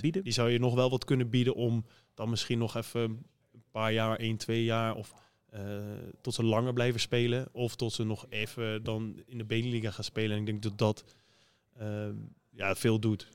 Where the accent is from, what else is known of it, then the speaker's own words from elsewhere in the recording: Arnhem, Gelderland, Netherlands; now in Bergeijk, Netherlands; hoe wij praten in Arnhem